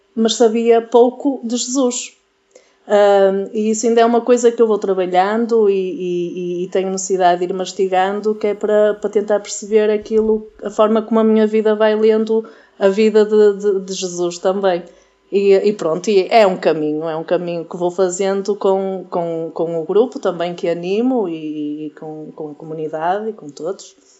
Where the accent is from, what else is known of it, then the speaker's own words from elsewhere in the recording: Portugal; eu sou de Massiminos